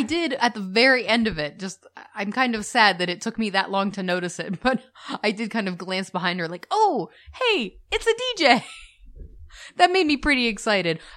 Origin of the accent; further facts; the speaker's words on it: United States; We're the American couple